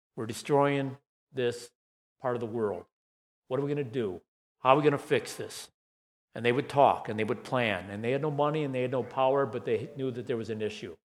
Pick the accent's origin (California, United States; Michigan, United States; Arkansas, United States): Michigan, United States; Saginaw; When I was 13 or 14 years old, growing up in Saginaw, Michigan